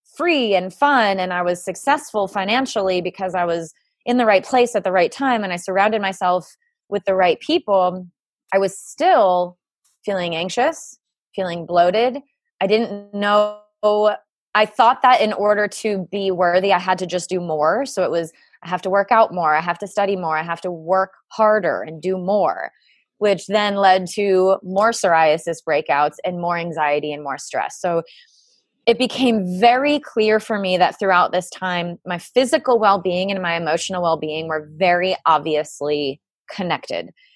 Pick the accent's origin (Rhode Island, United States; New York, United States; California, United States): Rhode Island, United States; I grew up in New England in Rhode Island in the cold, damp, wet winters